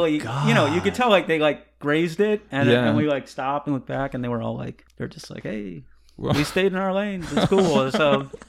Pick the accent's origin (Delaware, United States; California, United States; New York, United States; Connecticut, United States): Connecticut, United States; west of Hartford; I grew up in Connecticut in like west of Hartford.